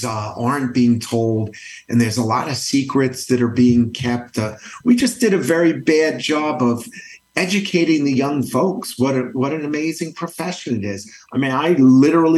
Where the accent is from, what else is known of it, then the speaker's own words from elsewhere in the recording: Matawan, New Jersey, United States; also born or lived in Brooklyn, New York; I grew up in a small town, Matawan, New Jersey, Central Jersey